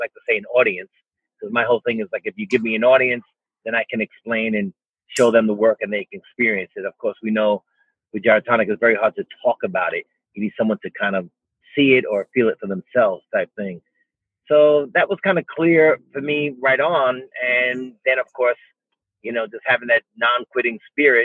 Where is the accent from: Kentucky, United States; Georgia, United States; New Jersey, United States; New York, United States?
New York, United States; New York City; I'm from New York City, born and raised in New York City